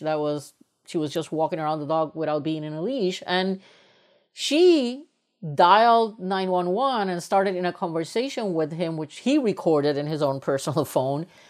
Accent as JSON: {"language": "English", "country": "Puerto Rico", "tie": "born or raised there", "also_born_or_lived": "United States", "moved": "as an adult", "said": "I am originally from Puerto Rico, and when I was raised up in Puerto Rico, I come from a very privileged family"}